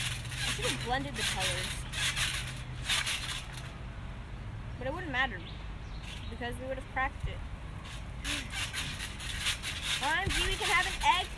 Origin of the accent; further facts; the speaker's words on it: Romania; you know how I'm from Romania, right? If you guys didn't know, I'm from Romania.